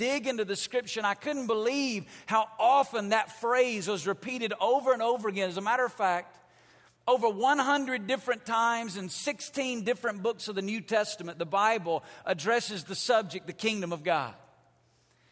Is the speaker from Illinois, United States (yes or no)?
no; Alabama, United States; moved away as an adult; now in Las Vegas, United States; I grew up in Alabama. When you're from Alabama, you don't go to Las Vegas